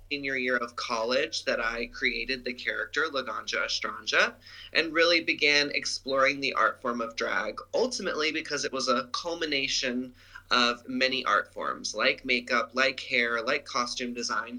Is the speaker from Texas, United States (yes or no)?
yes; Dallas, Texas, United States; moved away as an adult; now in California, United States; I grew up in Dallas, Texas